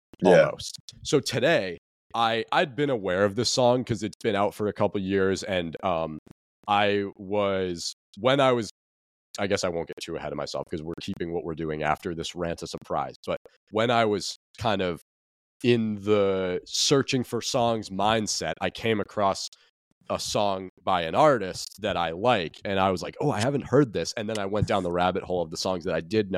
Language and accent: English; New England, United States; I'm from here